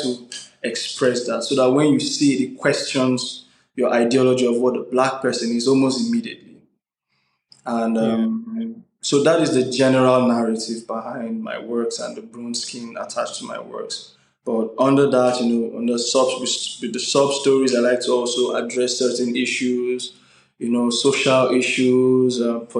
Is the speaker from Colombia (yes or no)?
no; Nigeria; As a Nigerian